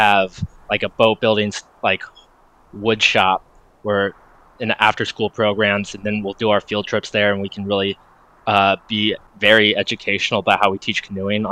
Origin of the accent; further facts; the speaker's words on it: Cincinnati, Ohio, United States; I grew up in Cincinnati. I've lived here all my life.